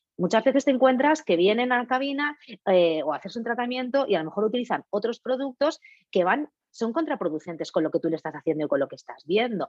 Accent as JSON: {"language": "Spanish", "region": "Catalonia", "country": "Spain", "tie": "born or raised there", "said": "yo, catalana de nacimiento y ciudadana del mundo de corazón"}